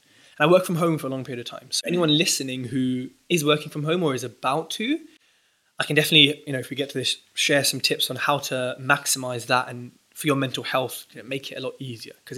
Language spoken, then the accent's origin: English; Southall, London, United Kingdom; I was raised in Southall